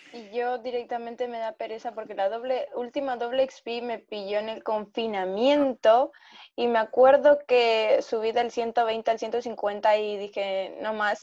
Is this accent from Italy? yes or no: no; Argentina; now in Spain; soy de Argentina.